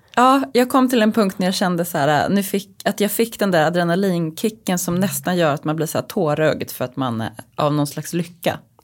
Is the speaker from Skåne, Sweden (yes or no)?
no; Uppsala, Uppsala County, Sweden; moved away; jag kommer ju från Uppsala